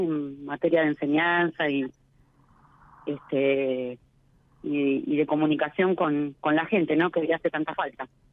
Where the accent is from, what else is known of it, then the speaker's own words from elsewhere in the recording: La Plata, Buenos Aires Province, Argentina; Yo soy este, platense, oriunda de La Plata